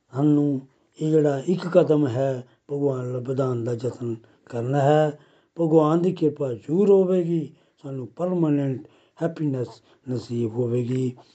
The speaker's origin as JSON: {"language": "Punjabi", "town": "Pathankot", "region": "Punjab", "country": "India", "said": "ਪਠਾਨਕੋਟ ਤੋਂ ਬਿਲੋਂਗ ਕਰਦਾ ਹਾਂ"}